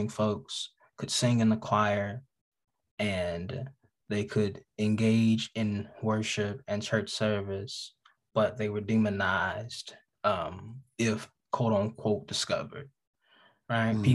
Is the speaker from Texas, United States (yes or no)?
no; Birmingham, Alabama, United States; also born or lived in Choctaw County, Alabama; I'm an Alabama boy. I am through and through Alabama. My family is from Choctaw County. I was raised in Choctaw County and Birmingham, Alabama